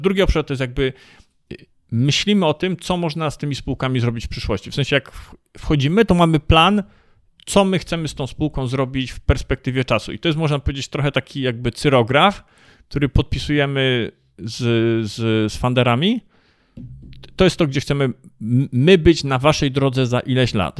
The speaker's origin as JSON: {"language": "Polish", "country": "Poland"}